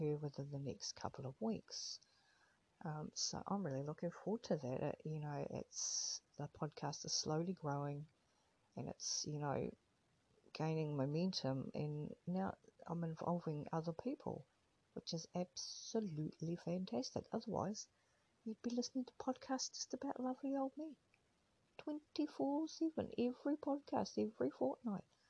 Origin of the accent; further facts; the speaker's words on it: New Zealand; now in Australia; as Australia is my current home, but I'm originally from New Zealand